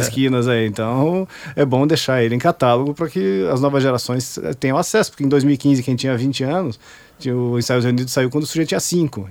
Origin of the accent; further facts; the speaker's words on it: Curitiba, Paraná, Brazil; now in Balneário Camboriú, Brazil; Eu sou de Curitiba, nascido em Curitiba